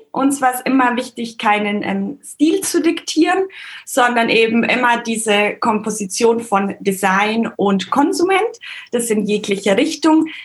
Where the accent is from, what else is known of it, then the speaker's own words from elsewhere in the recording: Bavaria, Germany; Ich bin im Allgäu aufgewachsen, so eine Stunde von München weg und auch immer viel in Österreich und Wien gewesen, weil da meine Mama herkommt.